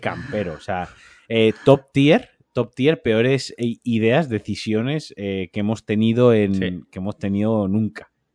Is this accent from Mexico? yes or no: no; Valencia, Valencian Community, Spain; now in Málaga, Spain; yo siendo valenciano, de Soca y eh, habiendo nacido en Valencia y habiendo sido paellero en Valencia.